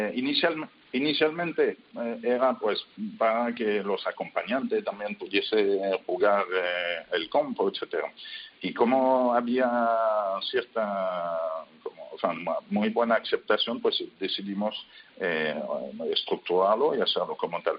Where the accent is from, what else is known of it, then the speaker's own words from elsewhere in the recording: France; Spanish is a second language; now in Spain; yo soy francés pero eh, vivo en España desde hace tiempo